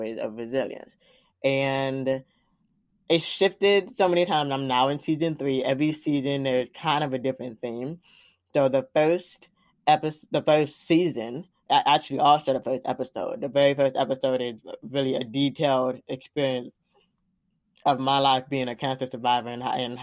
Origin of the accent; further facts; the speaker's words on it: Florida, United States; moved away; also born or lived in Washington, D.C. / Atlanta, Georgia; I was the only one born in Florida, technically, my roots are in Atlanta